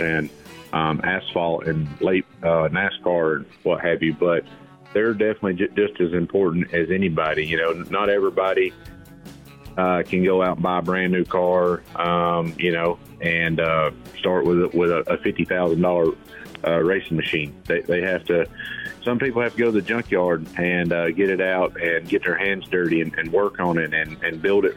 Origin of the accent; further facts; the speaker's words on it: Blairsville, Georgia, United States; my hometown is in Blairsville, Georgia